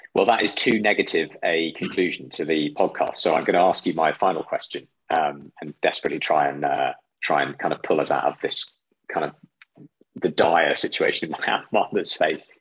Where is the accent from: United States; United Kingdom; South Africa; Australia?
United Kingdom; a British citizen